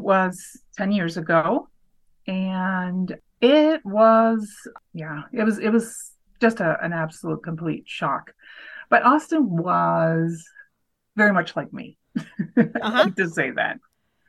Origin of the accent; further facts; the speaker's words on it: Canada; also born or lived in Waterloo, Ontario; So I'm Canadian